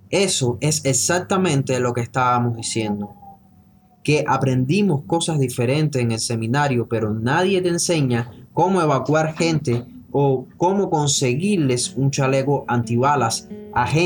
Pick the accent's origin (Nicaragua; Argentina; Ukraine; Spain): Ukraine; Lviv, Lviv Oblast; Spanish is a second language; moved away; also born or lived in Poland; Cuando me encontré con una iglesia evangélica grande en mi ciudad natal, en Leópolis, Ucrania y conocí a unos creyentes de ahí que compartieron el Evangelio conmigo. Me mudé hace 12 años, como les digo.